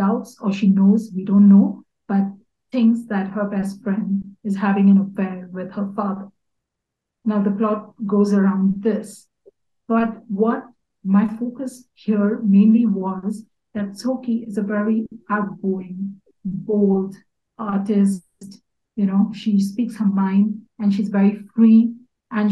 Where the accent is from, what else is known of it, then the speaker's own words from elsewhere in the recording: Mumbai, Maharashtra, India; moved away as an adult; also born or lived in Kutch; now in Bhutan; I was born and brought up in Bombay, but my roots are in Kutch